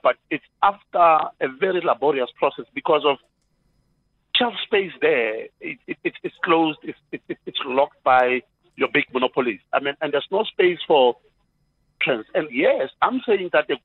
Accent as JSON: {"language": "English", "town": "Pretoria", "region": "Gauteng", "country": "South Africa", "said": "I'm from Mamelodi, and I've got the paint manufacturing business"}